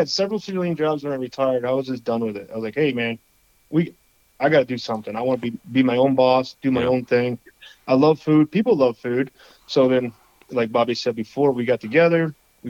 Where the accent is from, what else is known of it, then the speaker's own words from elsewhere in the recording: Rochester, New York, United States; moved away as an adult; now in Denver, United States; I'm from upstate New York, Rochester. I was born and raised there. I left at the ripe old age of 18